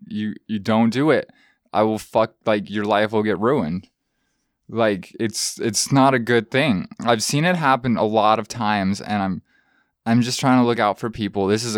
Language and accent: English; Truckee, California, United States; I was born in Truckee.